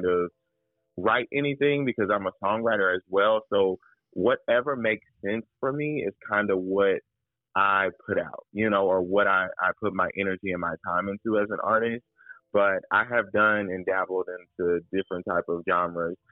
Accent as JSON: {"language": "English", "town": "Indianapolis", "region": "Indiana", "country": "United States", "tie": "born or raised there", "said": "I'm from the Midwest, Indianapolis, Indiana, born and raised"}